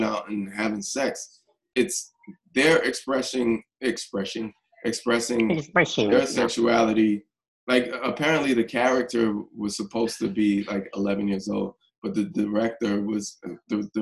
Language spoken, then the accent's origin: English; New York, United States; growing up in New York in the 80s and before 42nd Street was, like, changed